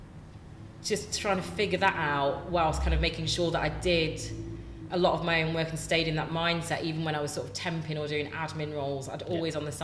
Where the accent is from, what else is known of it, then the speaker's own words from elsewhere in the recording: Nottingham, East Midlands, United Kingdom; moved away; also born or lived in Manchester; I grew up in Nottingham and I studied in Manchester